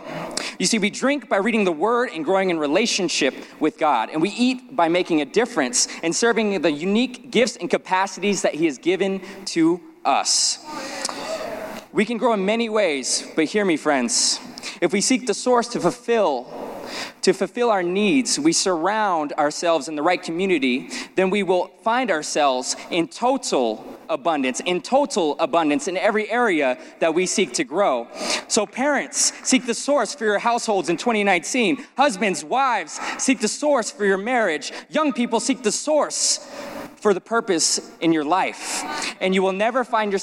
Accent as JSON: {"language": "English", "town": "Las Vegas", "region": "Nevada", "country": "United States", "tie": "born or raised there", "said": "growing up in Las Vegas"}